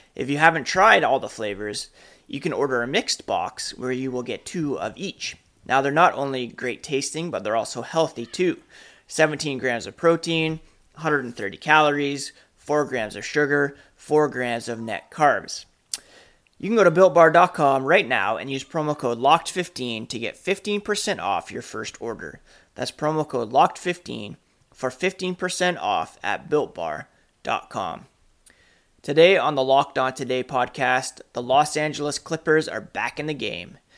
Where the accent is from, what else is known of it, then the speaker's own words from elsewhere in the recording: Canada; I'm Canadian